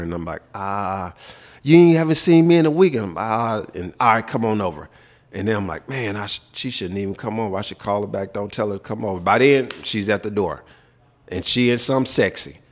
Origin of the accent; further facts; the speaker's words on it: Memphis, Tennessee, United States; moved away; also born or lived in Minnesota / Texas; growing up in Memphis